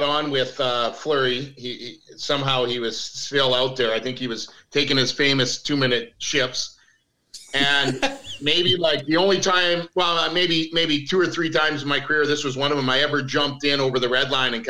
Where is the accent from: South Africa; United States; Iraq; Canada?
Canada; Calgary, Alberta; moved away; I grew up in Calgary